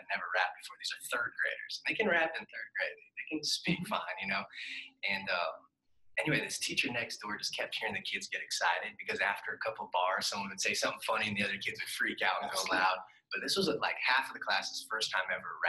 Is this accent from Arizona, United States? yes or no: yes; Scottsdale, Arizona, United States; now in Nashville, United States; I grew up in Arizona, Scottsdale.